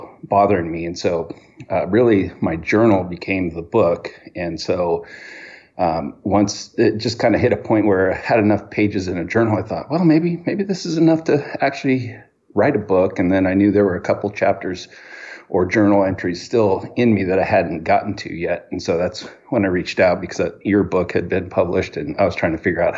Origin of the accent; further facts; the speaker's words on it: Hawthorne, California, United States; I was born in Hawthorne, California, and to my mother and father